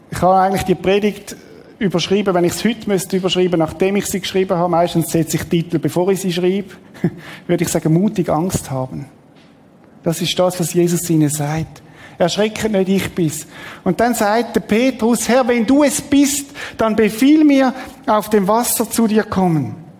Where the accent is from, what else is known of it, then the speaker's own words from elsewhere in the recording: Switzerland; wir sind halt so als Schweizer